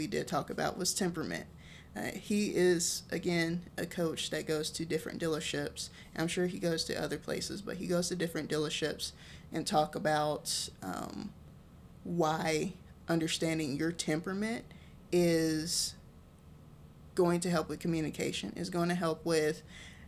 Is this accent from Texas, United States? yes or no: yes; Texas, United States; I'm from Texas